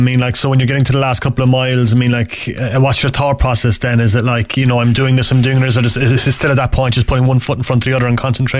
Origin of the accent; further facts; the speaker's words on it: Ireland; I know we're biased as Irish people and Irish boxing fans